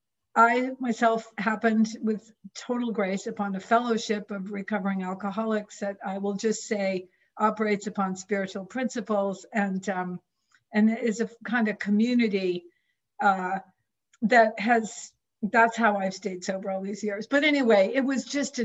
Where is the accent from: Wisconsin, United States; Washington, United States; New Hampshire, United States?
New Hampshire, United States; coast of; I was born and raised on the coast of New Hampshire